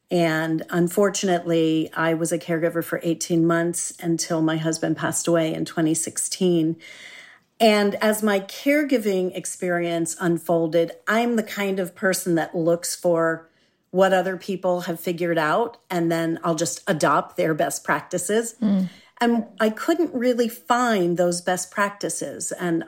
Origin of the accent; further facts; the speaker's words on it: Philadelphia, Pennsylvania, United States; born there; also born or lived in Boston, United States / Santa Monica, United States; Okay. Well, I was born in Philadelphia, one of my favorite cities. And I've moved around a lot, so I could also say I'm from Boston because I lived there for 30 years while I was raising my daughter.